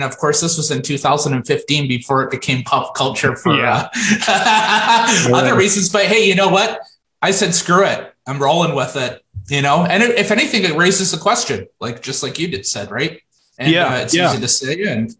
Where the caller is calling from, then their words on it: Moncton, New Brunswick, Canada; I'm in Moncton, New Brunswick.